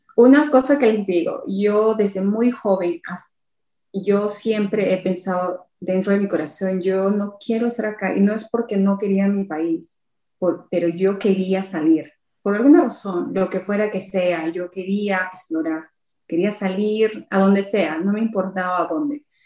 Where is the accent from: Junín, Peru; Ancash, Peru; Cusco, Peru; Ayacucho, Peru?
Junín, Peru; Huancayo; moved away as an adult; also born or lived in Lima, Peru; now in United Kingdom; yo me crié en Huancayo y fui a Lima hasta desde los 12 años hasta los 18.